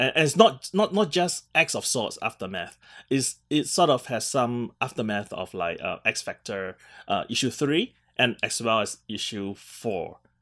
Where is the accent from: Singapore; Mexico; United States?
Singapore; being Singaporean